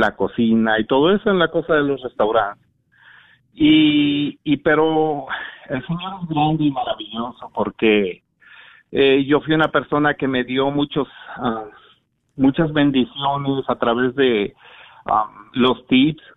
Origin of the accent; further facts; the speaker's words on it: San Luis Potosí, Mexico; now in Garland, United States; yo soy de San Luis Potosí, México